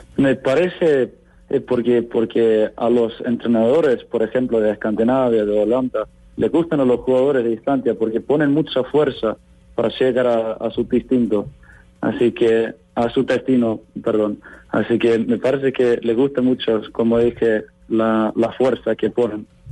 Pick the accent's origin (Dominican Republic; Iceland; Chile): Iceland